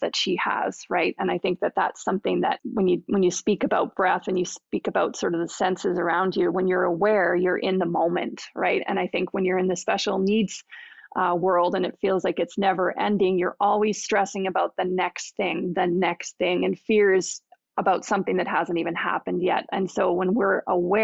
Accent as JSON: {"language": "English", "country": "Canada", "said": "we're Canadian."}